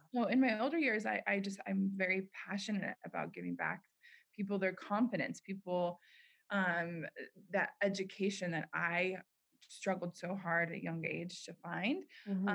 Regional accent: Park City, Utah, United States; moved away; my hometown, Park City, Utah

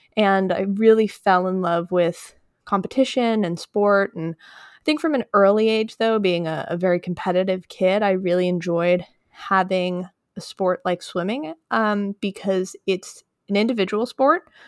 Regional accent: Westchester County, New York, United States; I grew up in Westchester County, which is just north of New York City.

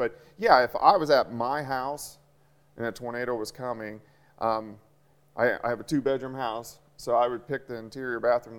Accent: Kansas City, United States; moved away; I grew up in Kansas City, and everybody had a basement.

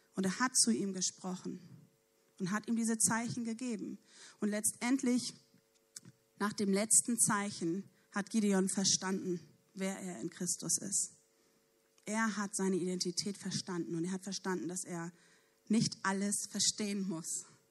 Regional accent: Neumünster, Schleswig-Holstein, Germany; ich komme ja nun aus Neumünster

